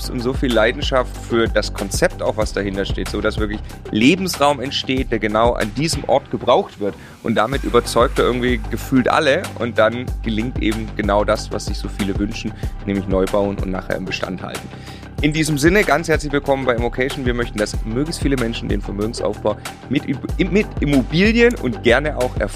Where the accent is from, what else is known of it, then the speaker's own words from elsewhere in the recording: Lower Saxony, Germany; Ich komme äh, gebürtig aus Ostfriesland